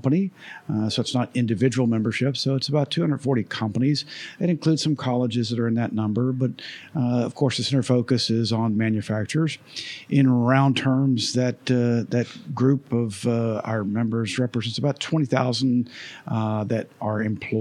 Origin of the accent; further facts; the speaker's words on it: Jacksonville, Florida, United States; I was born and raised in Jacksonville